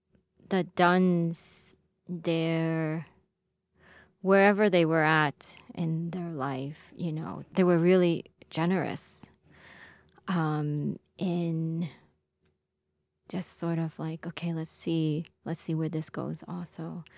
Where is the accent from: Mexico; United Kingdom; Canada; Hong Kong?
Hong Kong; now in United States; I'm from Hong Kong.